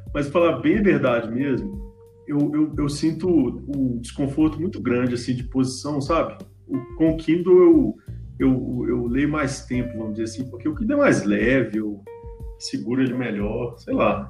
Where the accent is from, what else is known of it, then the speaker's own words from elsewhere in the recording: Belo Horizonte, Minas Gerais, Brazil; eu sou mineiro de Belo Horizonte